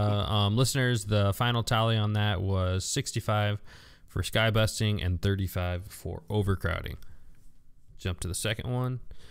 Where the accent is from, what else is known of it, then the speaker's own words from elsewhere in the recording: Indiana, United States; I'm from Indiana